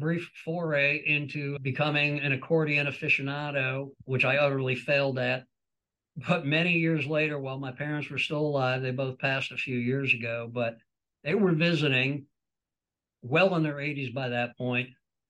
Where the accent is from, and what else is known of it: New York, United States; born or raised there